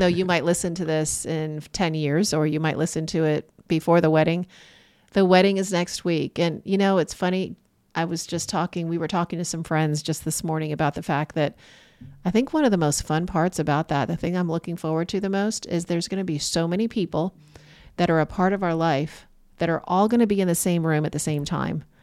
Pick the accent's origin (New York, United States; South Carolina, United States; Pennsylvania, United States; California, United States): New York, United States; Corning; moved away; I'm from Corning, New York